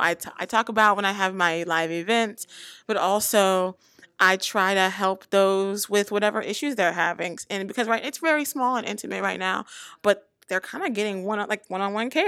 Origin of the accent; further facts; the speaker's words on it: the South, United States; I come from the South